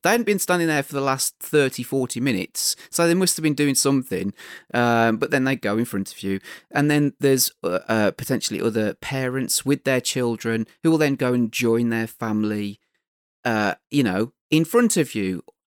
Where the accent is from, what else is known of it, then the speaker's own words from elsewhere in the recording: United Kingdom; we're British